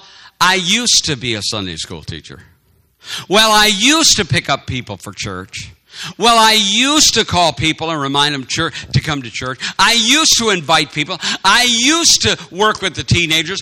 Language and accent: English; Madison, Wisconsin, United States; We were growing up in Madison, Wisconsin